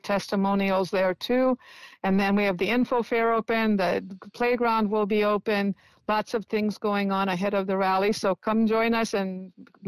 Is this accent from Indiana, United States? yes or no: yes; Indiana, United States; now in San Francisco, United States; I was a little child, you know, living in Indiana